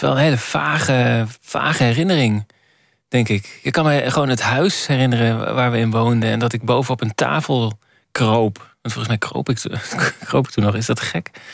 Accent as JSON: {"language": "Dutch", "town": "Borculo", "region": "Gelderland", "country": "Netherlands", "tie": "born or raised there", "moved": "yes", "said": "ik ben geboren in Borculo."}